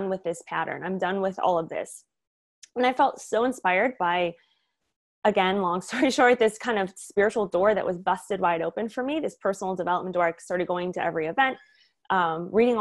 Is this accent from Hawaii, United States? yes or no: no; Michigan, United States; moved away as an adult; also born or lived in Florida; now in California, United States; I grew up in Michigan.